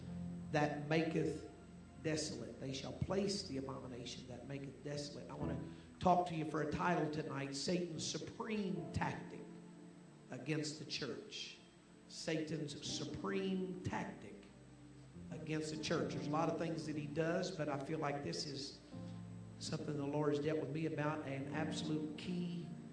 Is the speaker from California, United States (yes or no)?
no; Oklahoma, United States; moved away; I'm from Oklahoma